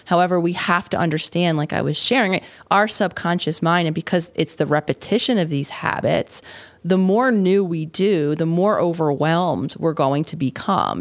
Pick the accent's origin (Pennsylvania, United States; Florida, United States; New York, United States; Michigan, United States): Pennsylvania, United States; Philadelphia; living in Philadelphia, the city of my hometown